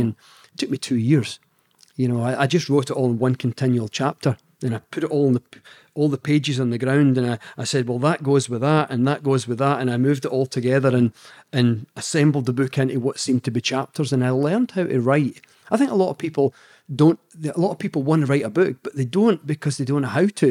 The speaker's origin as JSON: {"language": "English", "region": "Scotland", "country": "United Kingdom", "accent": "Scottish", "said": "my Scottish accent"}